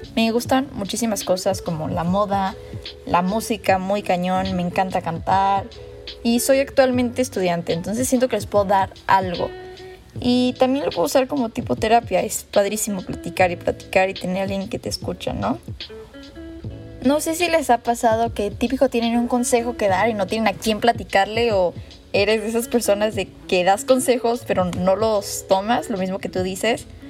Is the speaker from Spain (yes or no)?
no; Mexico; soy súper mexicana